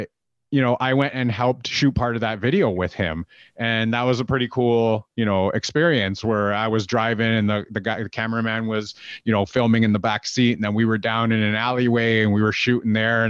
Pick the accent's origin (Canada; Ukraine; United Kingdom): Canada; I'm Canadian